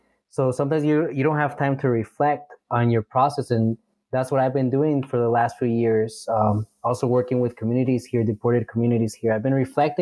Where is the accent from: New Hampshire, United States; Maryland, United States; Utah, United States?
Utah, United States; Heber City; moved away as an adult; now in Mexico; I grew up in Utah in the 90s and early 2000s